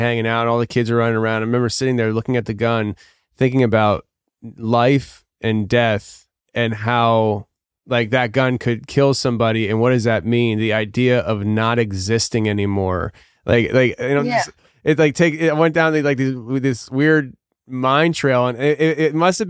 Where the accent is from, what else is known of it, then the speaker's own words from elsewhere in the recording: United States; I was born in America